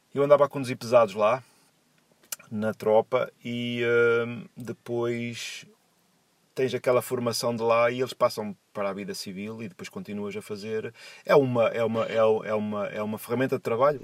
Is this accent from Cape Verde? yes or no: no; São João da Madeira, Aveiro District, Portugal; moved away as an adult; now in Wrexham, United Kingdom; tenho 43 anos de idade e sou de São João da Madeira